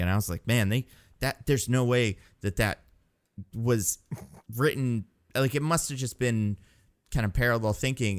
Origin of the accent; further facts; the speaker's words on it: New Jersey, United States; moved away; when I was a kid in Jersey